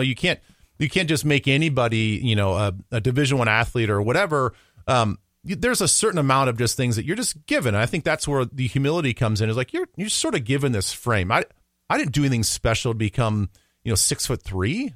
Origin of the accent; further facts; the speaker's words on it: Midwest, United States; also born or lived in Council Bluffs, Iowa; I'm a Midwesterner born and raised